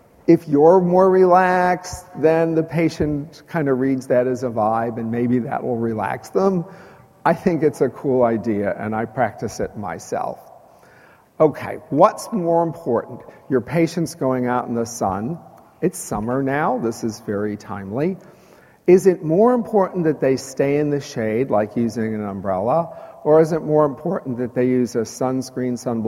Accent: Chicago, Illinois, United States; now in Texas, United States; I grew up in Chicago

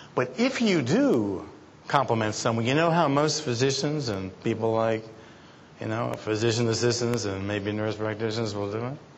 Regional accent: New York City, New York, United States; I was brought up in Brooklyn, New York

